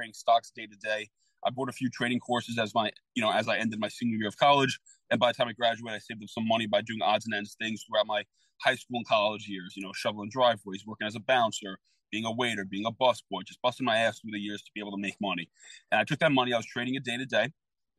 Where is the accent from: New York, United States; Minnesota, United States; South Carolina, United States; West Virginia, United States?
New York, United States; New York City; I grew up in the Bronx.